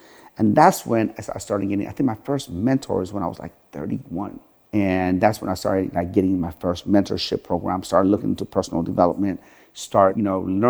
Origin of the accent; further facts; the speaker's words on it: Sharon, Pennsylvania, United States; I come from Sharon, Pennsylvania, where the average household income there is like $25,000 a year.